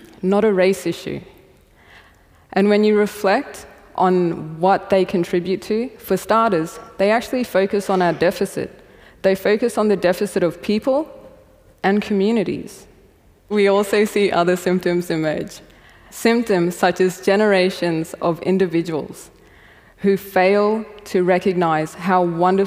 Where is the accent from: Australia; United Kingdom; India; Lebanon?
Australia; East Kimberley, Western Australia; I identify as an Australian and as a woman who is also Aboriginal from the Gidja people of Wadman community in the East Kimberley region of Western Australia.